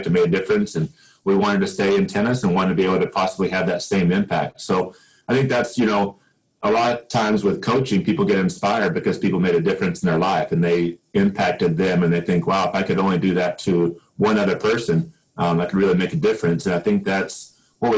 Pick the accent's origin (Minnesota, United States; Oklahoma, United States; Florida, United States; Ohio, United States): Oklahoma, United States; I grew up in Oklahoma. I was born in Oklahoma and spent a lot of time here.